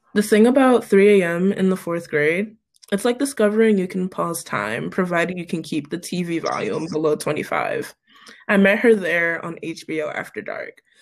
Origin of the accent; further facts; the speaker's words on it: Cleveland, Ohio, United States; moved away as an adult; also born or lived in Pittsburgh; I'm from Cleveland originally.